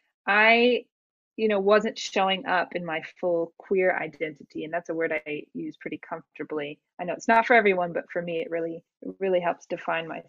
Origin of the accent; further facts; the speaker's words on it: outside of Atlanta, Georgia, United States; I grew up in outside of Atlanta, grew up in circles that were a bit more conservative